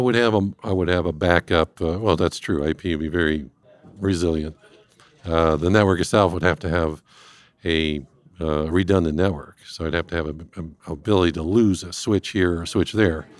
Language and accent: English; Cleveland, Ohio, United States; moved away; I'm originally from this fine Northeast Ohio, north coast of the Americas, uh, born and raised in Cleveland